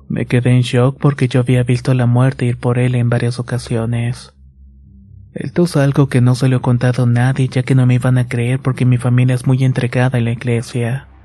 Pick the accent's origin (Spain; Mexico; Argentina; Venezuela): Mexico; Michoacán; Hasta no sé quién les diría a mis abuelos que la llevaron a un curandero y así fue. Somos de Michoacán y la llevaron a Guanajuato con un curandero bastante bueno.